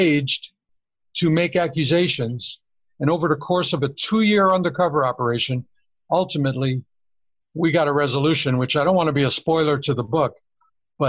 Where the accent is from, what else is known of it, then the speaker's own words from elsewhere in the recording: New York City, New York, United States; moved away as an adult; now in Las Vegas, United States; growing up in New York as a little kid